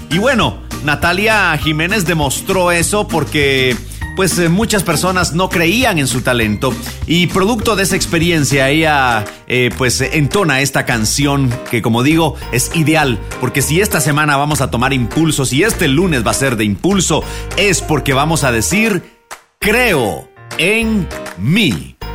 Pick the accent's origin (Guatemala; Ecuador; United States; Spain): Guatemala; nosotros los guatemaltecos